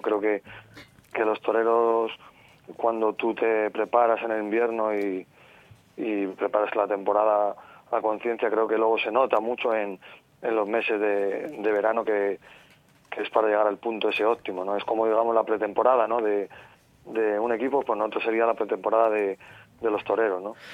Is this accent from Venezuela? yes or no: no; Castile and León, Spain; en mi tierra, en Castilla y León